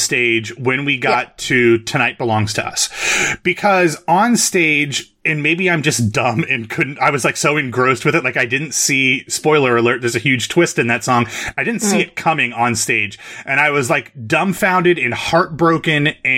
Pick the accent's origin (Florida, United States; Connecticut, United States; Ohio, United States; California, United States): Ohio, United States; I'm from Ohio. Like, I'm the one of us from the Midwest